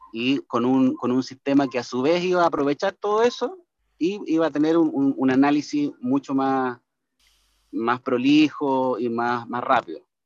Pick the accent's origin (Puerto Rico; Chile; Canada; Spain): Chile; cómo somos los chilenos en general